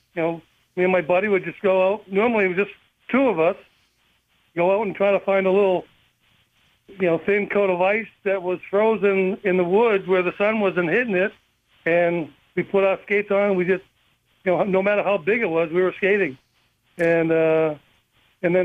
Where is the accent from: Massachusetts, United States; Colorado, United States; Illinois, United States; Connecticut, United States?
Massachusetts, United States; Boston; I grew up in Boston